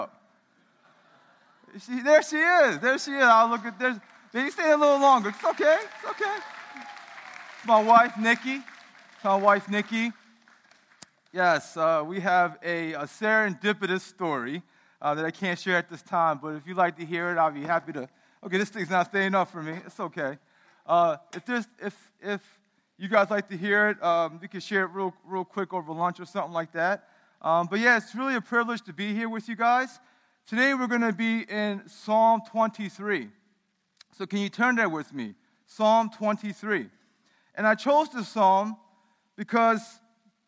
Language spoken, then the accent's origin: English; Baltimore, Maryland, United States; when I was growing up in the United States, my parents immigrated here in 1980